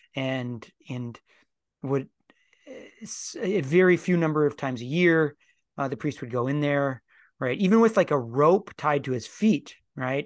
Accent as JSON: {"language": "English", "country": "United States", "said": "as American Christians"}